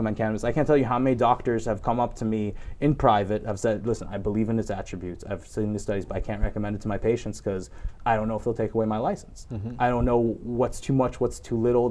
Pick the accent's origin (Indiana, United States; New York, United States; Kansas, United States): New York, United States; coming from my home state, New York